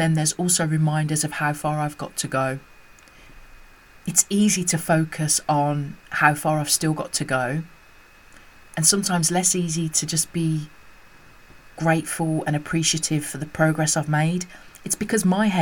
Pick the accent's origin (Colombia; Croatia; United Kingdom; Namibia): United Kingdom; as a mixed race woman growing up in the United Kingdom